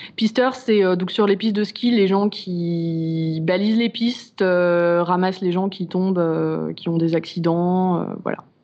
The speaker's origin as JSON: {"language": "French", "town": "Chamonix", "region": "Auvergne-Rhône-Alpes", "country": "France", "said": "chez moi à Chamonix"}